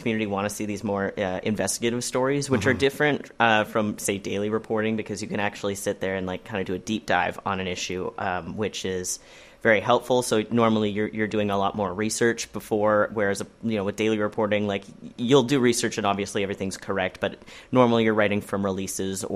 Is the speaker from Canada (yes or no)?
yes; Terrace, British Columbia, Canada; growing up in the North, I'm from Terrace